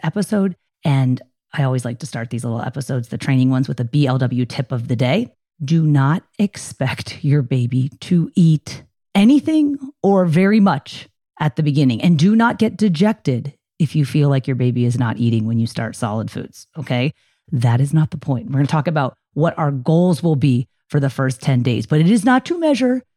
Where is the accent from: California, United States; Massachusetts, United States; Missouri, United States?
California, United States; Poway; here in my hometown of Poway, California